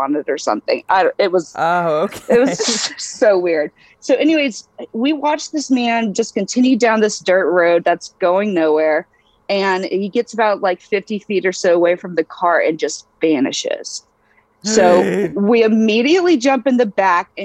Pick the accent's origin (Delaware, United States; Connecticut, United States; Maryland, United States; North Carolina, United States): North Carolina, United States; Eastern; I was raised in Eastern North Carolina